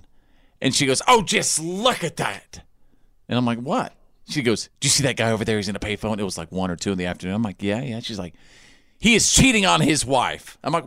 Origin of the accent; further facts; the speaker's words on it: Tornado Alley, United States; I grew up in Tornado Alley